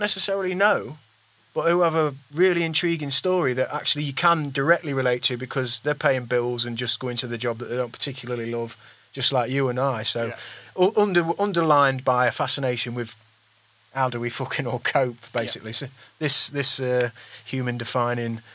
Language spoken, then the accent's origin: English; East Midlands, United Kingdom; we're from the East Midlands